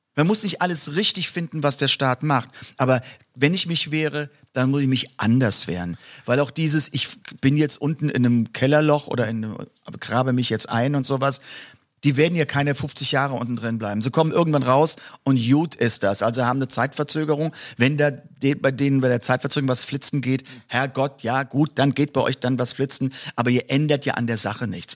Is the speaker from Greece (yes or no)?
no; Mörz, Rhineland-Palatinate, Germany; ist in der Vordereifel. Und ähm, ja, das ist meine Heimat.